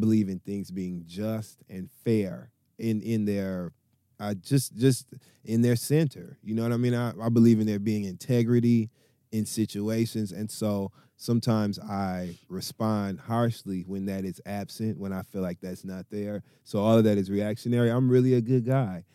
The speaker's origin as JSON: {"language": "English", "region": "Midwest", "country": "United States", "said": "I come from the Midwest"}